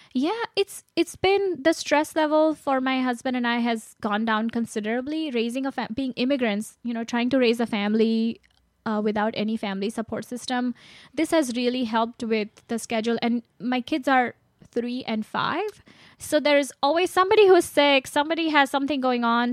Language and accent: English; India; moved away; I grew up in India